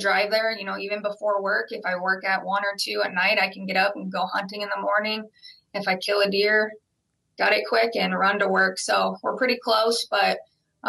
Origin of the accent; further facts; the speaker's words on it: Iowa, United States; growing up in Iowa, working in the Cedar Falls Shields, small town Iowa, everybody hunts.